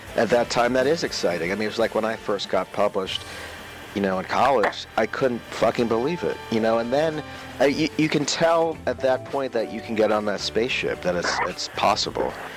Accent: Maryland, United States; also born or lived in Northern Virginia; I'm from Northern Virginia and then Maryland

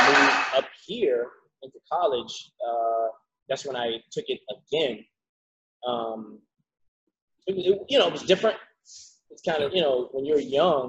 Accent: Savannah, Georgia, United States; born or raised there; moved away; also born or lived in Miami

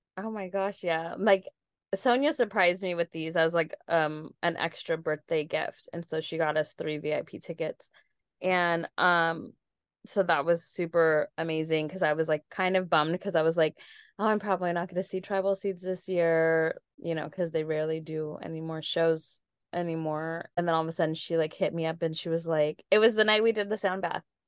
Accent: San Diego, California, United States; I'm from San Diego, born and raised

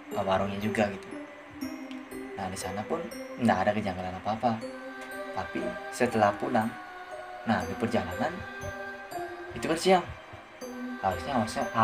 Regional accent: Bali, Indonesia; aku uh, berlibur ke desaku yang di timur Buleleng

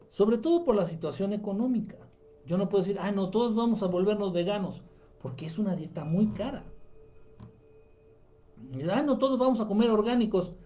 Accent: Coahuila, Mexico; Acá somos coahuilenses. Para el norte todos son chilangos.

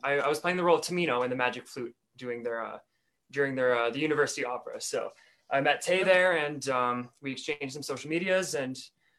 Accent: Sylvan Lake, Alberta, Canada; moved away as an adult; also born or lived in Red Deer, Alberta; now in Edmonton, Canada; I'm originally from Sylvan Lake, Alberta, and I moved

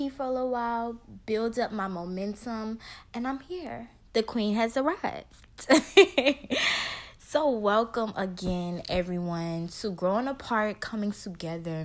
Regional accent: Baton Rouge, Louisiana, United States; also born or lived in New Orleans, Louisiana; I grew up in Baton Rouge, though.

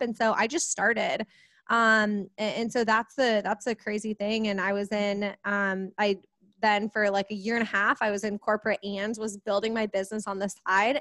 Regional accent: Kansas City, United States; I am from Kansas City, right in the Midwest

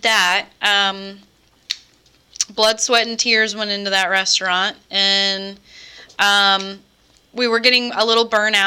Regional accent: Pasco County, Florida, United States; also born or lived in Tampa, Florida; I was born in Tampa, Florida, and I was raised in Pasco County

